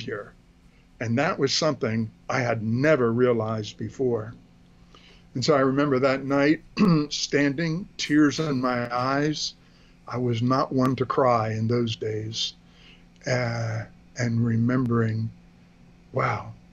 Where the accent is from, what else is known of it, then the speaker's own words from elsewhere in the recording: Philadelphia, Pennsylvania, United States; moved away as an adult; also born or lived in Washington, D.C. area; I was born in the greater Philadelphia area, southeastern Pennsylvania, with a heavily German Lutheran influence. So I was brought up in the Lutheran Church.